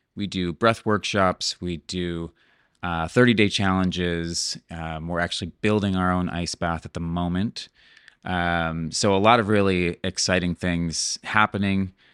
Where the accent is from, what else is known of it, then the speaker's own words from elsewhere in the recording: Cleveland, Ohio, United States; moved away as an adult; also born or lived in Montana / Seattle; now in Playa del Carmen, Mexico; I was born in Cleveland, Ohio